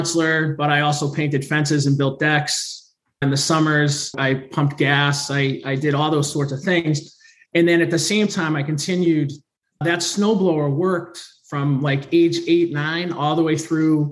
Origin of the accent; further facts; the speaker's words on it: North of Boston, Massachusetts, United States; I'm from the Northeast, right? North of Boston